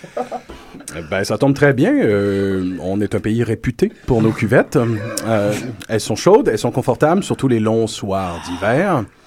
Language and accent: French; Quebec, Canada